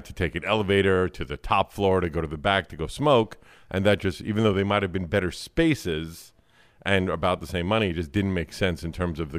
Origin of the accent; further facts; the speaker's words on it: New York City, New York, United States; I'm from here. Born and raised. Brooklyn, New York.